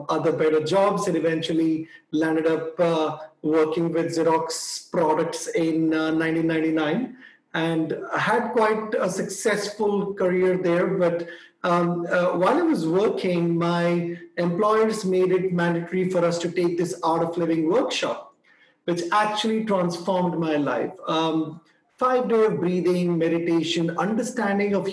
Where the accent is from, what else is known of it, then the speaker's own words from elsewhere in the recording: India; also born or lived in Delhi, India; I was born in India